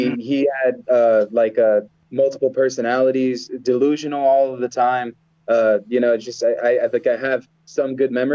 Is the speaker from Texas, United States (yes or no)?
no; Cleveland, Ohio, United States; I was born in Cleveland.